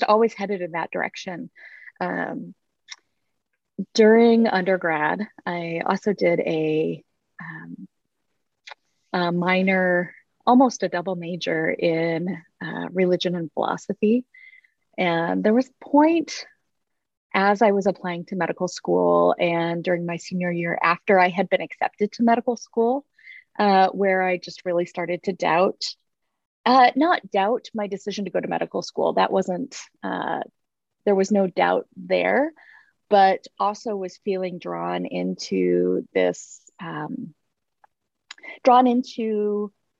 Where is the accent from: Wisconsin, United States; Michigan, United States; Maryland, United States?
Michigan, United States; Grand Rapids; moved away as an adult; also born or lived in Iowa / Kansas City; now in Spokane, United States; I grew up in Grand Rapids, Michigan. Spent my growing up years there.